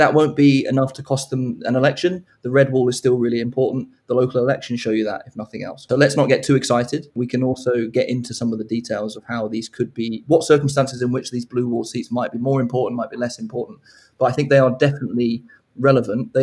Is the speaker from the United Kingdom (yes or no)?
yes; Hove, South East England, United Kingdom; I grew up in Hove